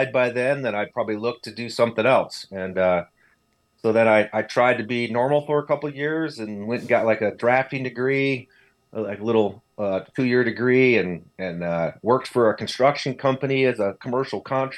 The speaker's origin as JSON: {"language": "English", "region": "Northeast Ohio", "country": "United States", "tie": "born or raised there", "said": "I grew up in Northeast Ohio, actually like east of Cleveland up on Lake Erie"}